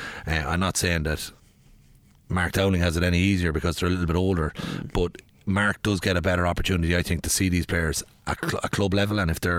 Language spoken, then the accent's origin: English; Athlone, Leinster, Ireland; we're townies from Athlone